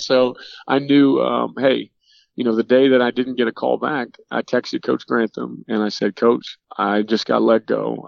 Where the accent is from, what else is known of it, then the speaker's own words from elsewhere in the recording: Norcross, Georgia, United States; moved away; as a kid growing up in Georgia